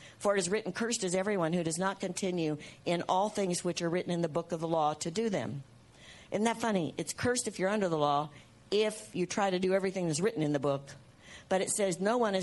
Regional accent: United States; I'm an American. While I'm in the earth, I'm an American

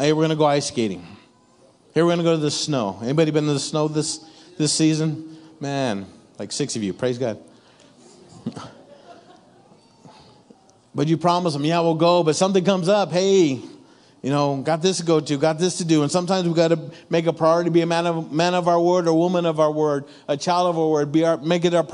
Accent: Ontario, California, United States; growing up in my neck of the woods, Ontario, California

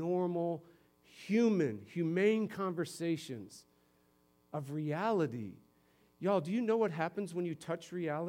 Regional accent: Simsbury, Connecticut, United States; moved away; my hometown up in Simsbury, Connecticut

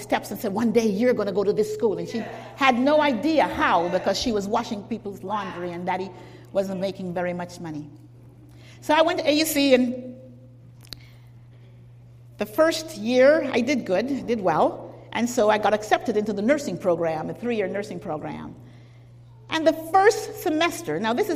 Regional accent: Jamaica; I was born in Jamaica

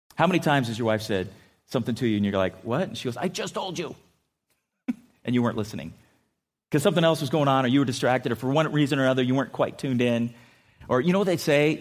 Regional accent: San Diego, California, United States; moved away; also born or lived in Minnesota; I grew up in San Diego

